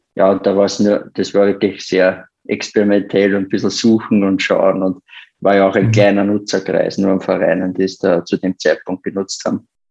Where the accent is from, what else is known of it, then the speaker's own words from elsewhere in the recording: Austria; bei uns in Österreich